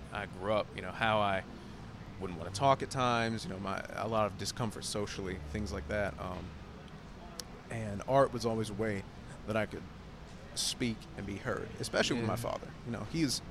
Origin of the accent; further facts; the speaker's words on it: Taylorsville, United States; I was born right outside of Taylorsville. And I grew up really, you know, small country church.